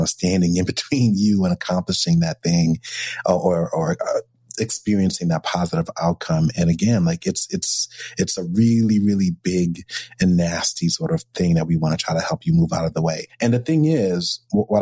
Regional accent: New York, United States; I'm a New Yorker

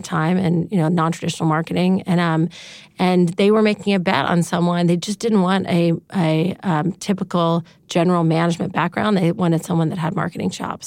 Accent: Dallas, Texas, United States; moved away as an adult; also born or lived in California; I grew up in Dallas, Texas

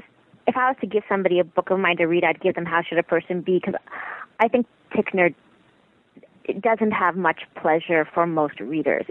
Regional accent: Toronto, Ontario, Canada; born or raised there; also born or lived in Montreal

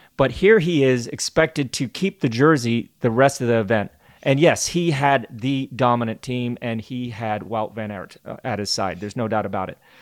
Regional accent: United States; As an American

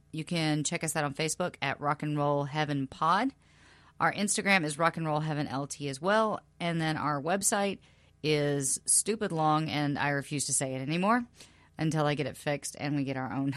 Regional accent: South Carolina, United States; moved away; my very, very small, small southern hometown in South Carolina

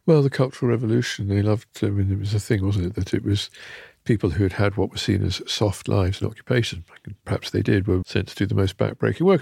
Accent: near Charleston, Northamptonshire, East Midlands, United Kingdom; When I was a kid, I grew up near Charleston, Northamptonshire

